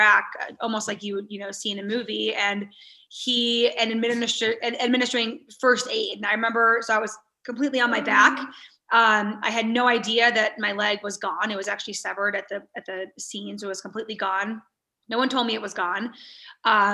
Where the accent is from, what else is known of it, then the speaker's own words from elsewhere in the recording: United States; growing up in America